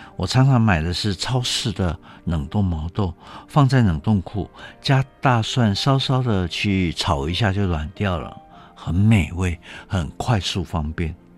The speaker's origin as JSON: {"language": "Chinese", "country": "Taiwan", "said": "不过我们台湾人勤俭持家已经变成集体的习惯了"}